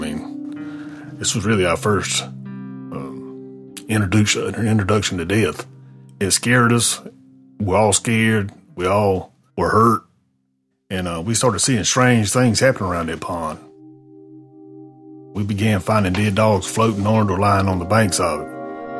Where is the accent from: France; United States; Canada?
United States; Corinth Holders, North Carolina; I'm from North Carolina